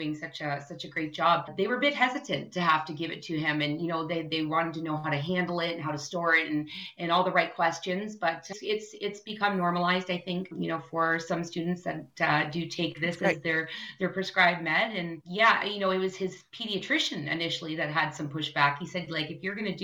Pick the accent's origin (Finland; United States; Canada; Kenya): Canada